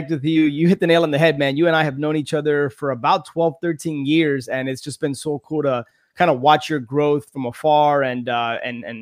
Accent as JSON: {"language": "English", "town": "Miami", "region": "Florida", "country": "United States", "tie": "born or raised there", "said": "born and raised in Miami."}